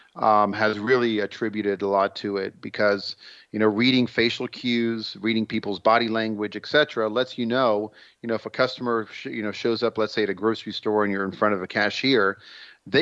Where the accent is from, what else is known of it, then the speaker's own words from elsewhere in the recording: Israel; moved away; I'm originally from Israel